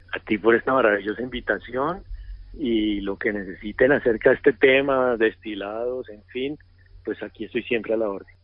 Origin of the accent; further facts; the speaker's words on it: Bucaramanga, Santander, Colombia; moved away as an adult; also born or lived in Chile; yo soy un colombiano normal, nací en Bucaramanga